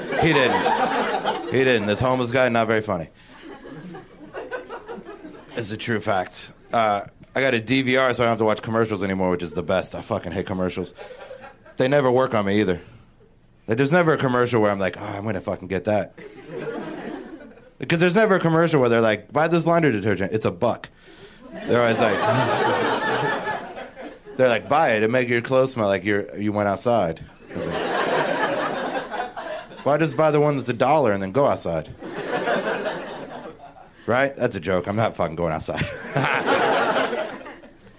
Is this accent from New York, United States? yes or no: no; Cincinnati, Ohio, United States; moved away as an adult; now in Los Angeles, United States; I just moved here like 2 months ago from Cincinnati, Ohio